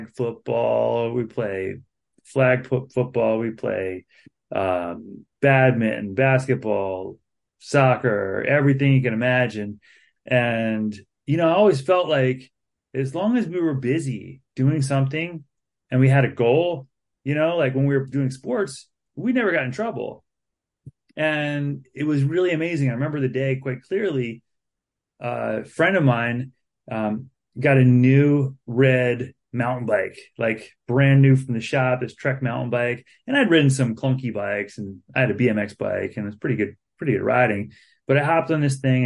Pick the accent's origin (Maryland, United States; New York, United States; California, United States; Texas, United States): Maryland, United States; Baltimore County; moved away as an adult; now in Harrisonburg, United States; I grew up in Baltimore County, Maryland, in a welfare family, single mom, three kids